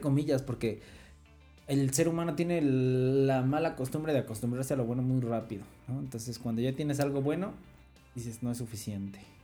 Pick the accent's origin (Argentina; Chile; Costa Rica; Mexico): Mexico; no soy el mexicano cliché